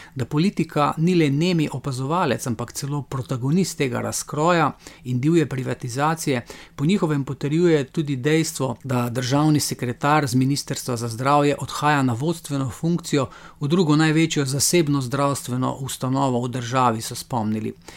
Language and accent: Slovenian; Slovenia